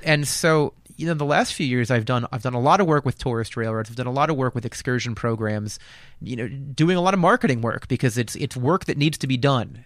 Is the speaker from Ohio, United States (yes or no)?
no; Lehigh Valley, eastern Pennsylvania, United States; I'm originally from eastern Pennsylvania. I grew up in the Lehigh Valley, about an hour north of Philly